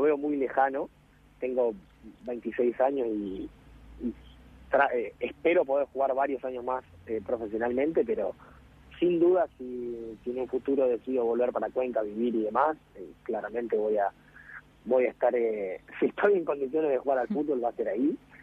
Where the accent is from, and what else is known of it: Tres Algarrobos, Buenos Aires Province, Argentina; born or raised there; moved away as an adult; also born or lived in Greece